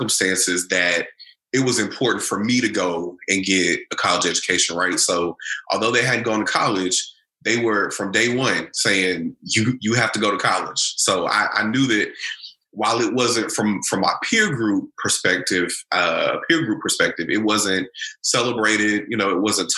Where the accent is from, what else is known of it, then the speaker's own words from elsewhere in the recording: Bryan, Texas, United States; moved away as an adult; also born or lived in Louisville, Kentucky; now in Cincinnati, United States; I'm originally from Bryan, Texas, right next to College Station, Texas